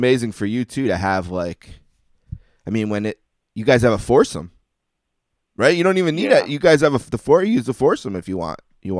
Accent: Buffalo, New York, United States; when I was growing up in Buffalo

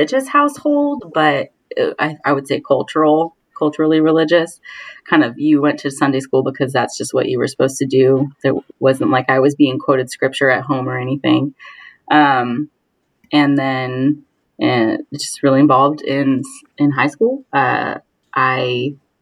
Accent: Orange County, Southern California, United States; moved away as an adult; now in New York City, United States; I was born and raised in Southern California, in Orange County, to be specific.

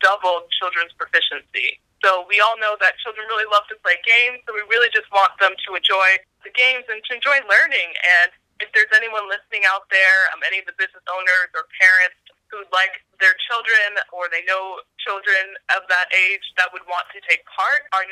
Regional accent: outside Philadelphia, Pennsylvania, United States; moved away; also born or lived in Rwanda / Washington DC; I grew up outside Philly and grew up in a family that really values education.

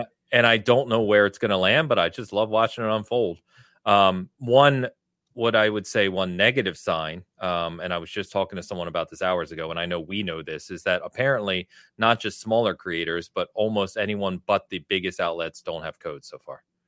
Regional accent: England, United Kingdom; I am English

